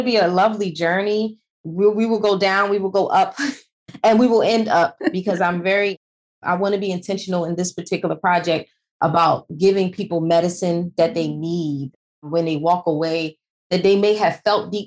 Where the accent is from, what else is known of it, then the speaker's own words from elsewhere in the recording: United States; growing up in America, being in America now as a mother